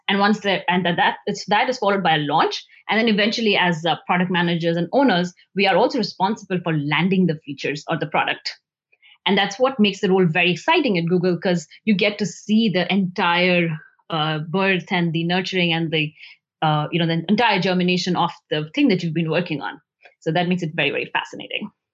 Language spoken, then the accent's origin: English; India; moved away as an adult; also born or lived in New Delhi, India; I grew up in India